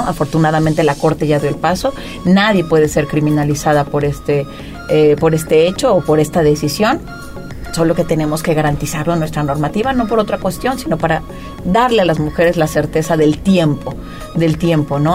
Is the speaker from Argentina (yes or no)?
no; Puebla, Mexico; moved away as an adult; also born or lived in Spain; soy una mujer poblana, nací en Puebla Capital